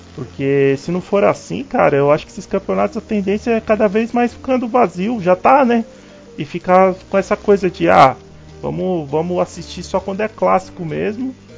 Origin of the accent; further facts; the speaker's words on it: São Paulo, Brazil; eu sou aqui de São Paulo